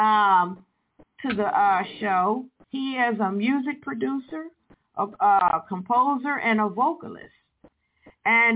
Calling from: Evansville, Indiana, United States; I'm calling in the United States here in Evansville, Indiana.

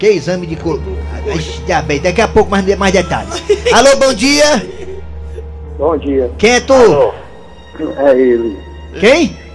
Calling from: Guarujá, São Paulo, Brazil; Eu, eu sou aqui do Guarujá.

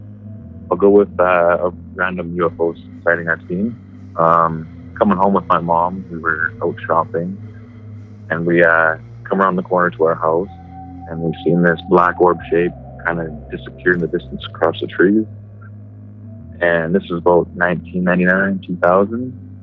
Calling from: Grand Prairie, Alberta, Canada; from Grand Prairie.

